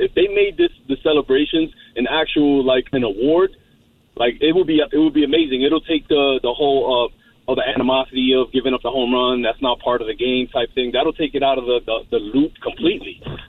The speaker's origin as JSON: {"language": "English", "town": "New York City", "region": "New York", "country": "United States", "said": "And I'm from Brooklyn."}